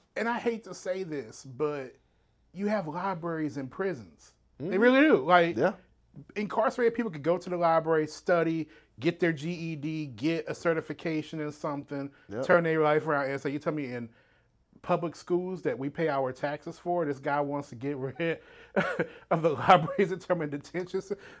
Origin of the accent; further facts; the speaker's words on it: Slidell, Louisiana, United States; now in Houston, United States; doing that right before my family and I moved here to Houston in 96. And, you know, I hate to say it. I'm not from New Orleans, but I'm from the New Orleans area, Slidell, St. Tammany Parish. But, you know, that's still home.